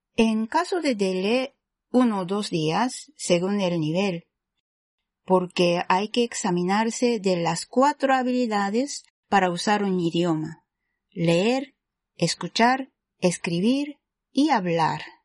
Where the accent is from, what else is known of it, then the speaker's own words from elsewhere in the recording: Japan; Spanish is a second language; soy japonesa y también soy profesora de español.